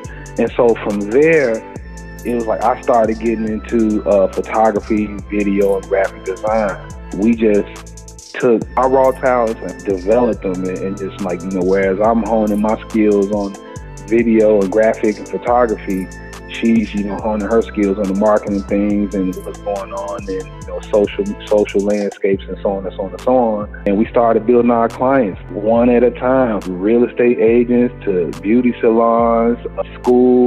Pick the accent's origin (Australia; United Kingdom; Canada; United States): United States; Chicago, Illinois; moved away as an adult; also born or lived in New Orleans; now in Atlanta, United States; Born and raised in Chicago, I went to college in New Orleans